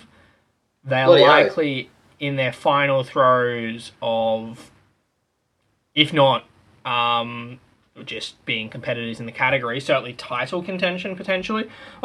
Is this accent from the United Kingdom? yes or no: no; Australia; if you're an Australian